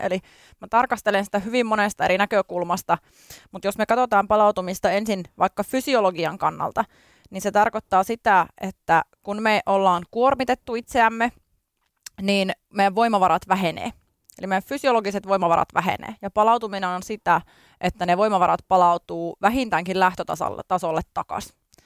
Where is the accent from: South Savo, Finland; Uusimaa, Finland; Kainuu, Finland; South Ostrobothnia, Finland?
Kainuu, Finland; Kajaani; also born or lived in Tampere; now in Helsinki, Finland; tulen Kainuun korvesta, eli Kajaanista olen lähtöisin